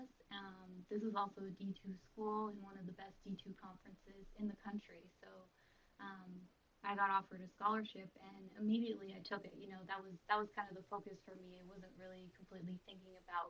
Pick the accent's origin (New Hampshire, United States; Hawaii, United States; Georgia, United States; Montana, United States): New Hampshire, United States; Hollis; So I grew up in Hollis, New Hampshire, and it is a very small town.